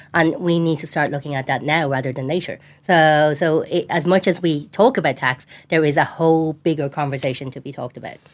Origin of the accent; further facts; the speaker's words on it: Tallaght, Leinster, Ireland; I grew up in Tala, Tana